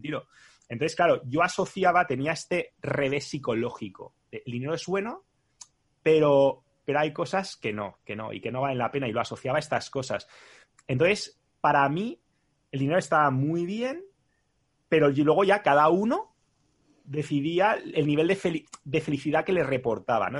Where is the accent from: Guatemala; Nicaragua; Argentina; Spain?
Spain; siendo español